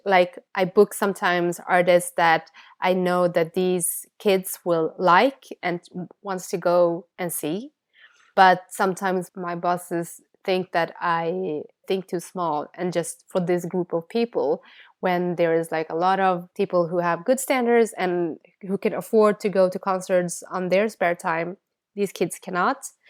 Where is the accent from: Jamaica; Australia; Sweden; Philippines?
Sweden; first language Bengali; English is a second language; growing up in Sweden